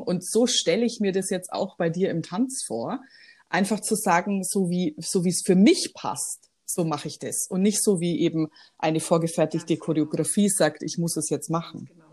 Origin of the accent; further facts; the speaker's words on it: Weilheim-Schongau district, Bavaria, Germany; moved away as an adult; also born or lived in Shanghai; ich komme ja ursprünglich aus dem Landkreis Weilheim-Schongau